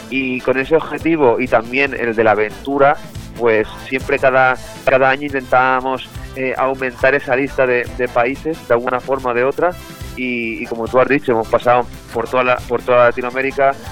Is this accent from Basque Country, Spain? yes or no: no; Montcada i Reixac, Catalonia, Spain; Eh, somos de Moncada y Resaca, al lado de Barcelona, una población a, 15 kilómetros del centro de Barcelona.